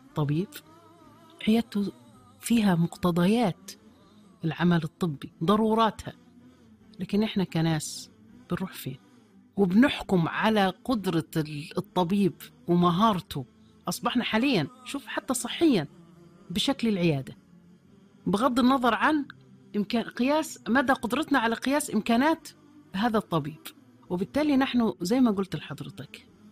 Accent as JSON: {"language": "Arabic", "country": "Egypt", "said": "وننتظرها كمصريين"}